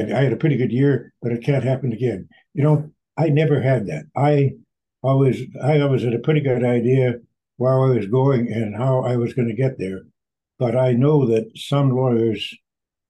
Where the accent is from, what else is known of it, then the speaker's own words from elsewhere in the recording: Windsor, Ontario, Canada; now in Toronto, Canada; I live in Toronto, but I was born and brought up in Windsor